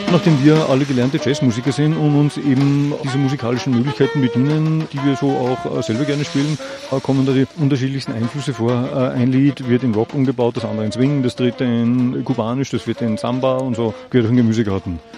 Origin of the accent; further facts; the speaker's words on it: Upper Austria, Austria; wir sind aus Oberösterreich, von der Gruppe Stelzhammer